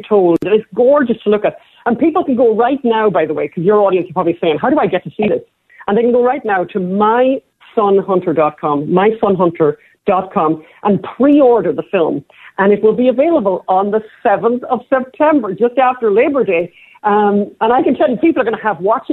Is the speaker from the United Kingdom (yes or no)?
no; Ireland; We're Irish.